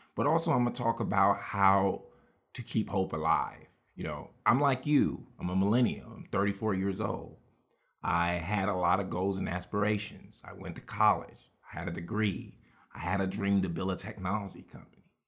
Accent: Houston, Texas, United States; we grew up with all of those lessons in Houston, Texas

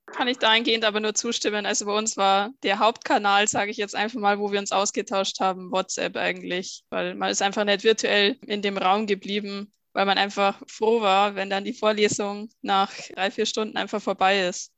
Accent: Bavaria, Germany; Ich komme aus Bayern

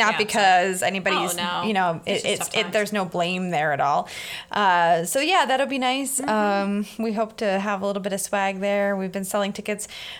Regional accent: Altoona, Pennsylvania, United States; born or raised there

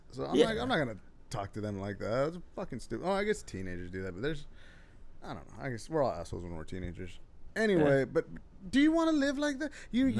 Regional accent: Texas, United States; I'm from Texas.

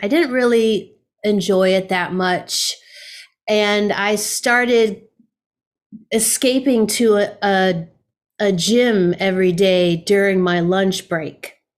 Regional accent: Pennsylvania, United States; moved away as an adult; now in Buffalo, United States; I grew up in a very rural part of Pennsylvania, a couple hours away

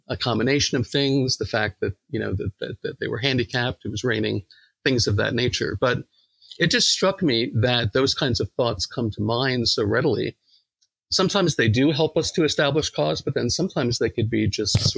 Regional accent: New York, United States; accent: New York; and they made fun of my New York accent.

